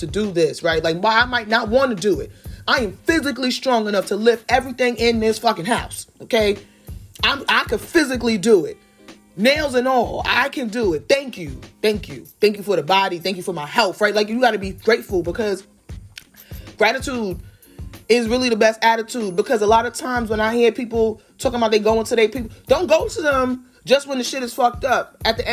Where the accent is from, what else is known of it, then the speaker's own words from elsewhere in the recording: United States; as an American